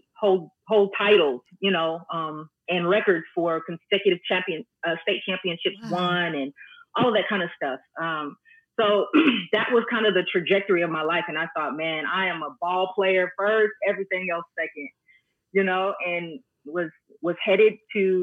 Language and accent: English; Dallas-Fort Worth area, Texas, United States; I was born and raised right here in the Dallas-Fort Worth area.